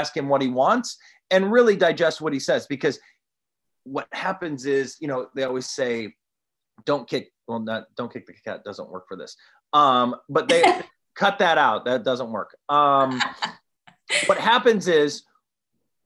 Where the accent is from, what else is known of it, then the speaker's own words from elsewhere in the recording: Toledo, Ohio, United States; I'm from Toledo, Ohio.